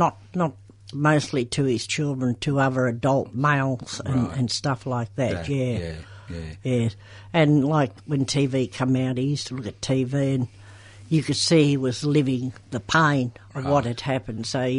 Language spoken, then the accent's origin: English; Chelsea, Victoria, Australia; I was born at home in Chelsea.